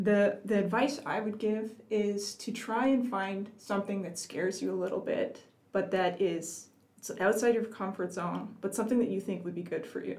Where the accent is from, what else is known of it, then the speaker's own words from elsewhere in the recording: Woodbridge, Ontario, Canada; I grew up in Woodbridge, and it was such a busy place to be driving